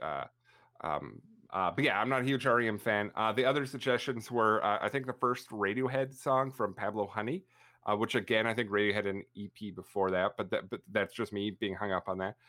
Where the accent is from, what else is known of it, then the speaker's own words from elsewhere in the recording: Canada; I'm Canadian, 'cause up here we have a band called